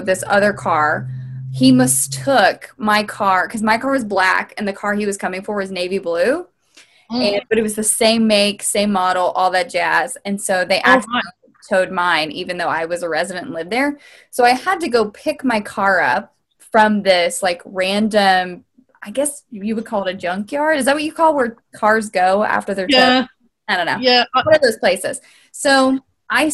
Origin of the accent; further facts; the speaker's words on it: Louisiana, United States; I grew up in Louisiana